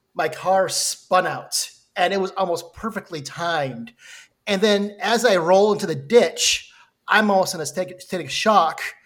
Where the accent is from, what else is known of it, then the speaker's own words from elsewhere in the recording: Minnesota, United States; I'm from Minnesota